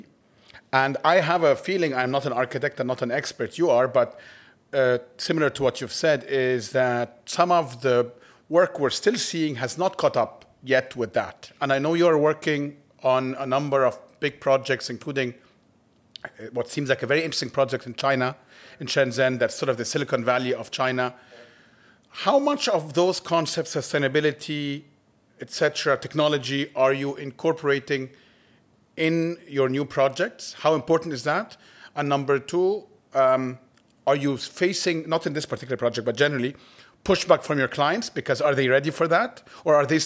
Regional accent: Egypt; I grew up in Egypt

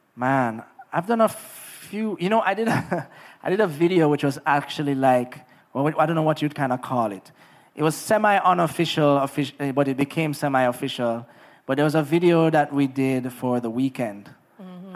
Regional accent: Negril, Jamaica; Growing up in Negril was amazing

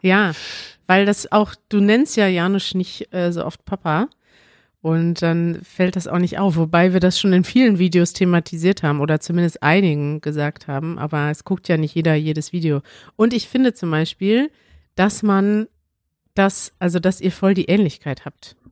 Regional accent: Münster, North Rhine-Westphalia, Germany; now in Berlin, Germany; meine Heimat ist Münster, weil ich da aufgewachsen bin und immer gelebt habe

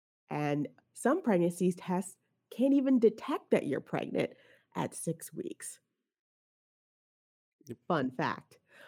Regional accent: New Jersey, United States; now in Texas, United States; We are coming from Jersey, where we had all those blue laws, and like I couldn't get stockings on Sunday or liquor on Sunday.

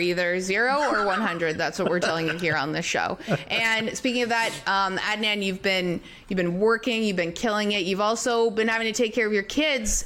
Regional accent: Canada; we're Canadian

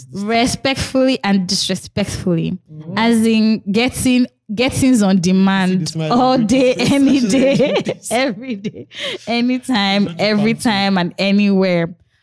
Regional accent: Nigeria; I can swear I have heard her name growing up in Nigeria, but I do not know where from.

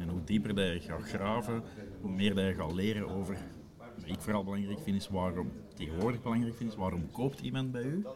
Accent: Flanders, Belgium; dat is het leuke als Vlaming

